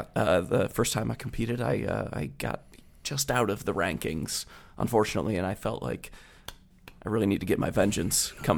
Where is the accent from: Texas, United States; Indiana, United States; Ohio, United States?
Ohio, United States; Cleveland; born and raised Cleveland, Ohio. Love the city.